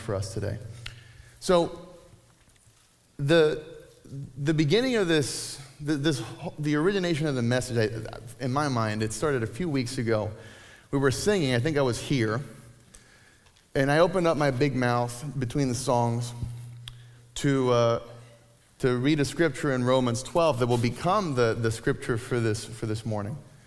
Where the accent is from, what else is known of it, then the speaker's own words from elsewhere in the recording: Puerto Rico; moved away; I grew up in Puerto Rico in the 80s and 90s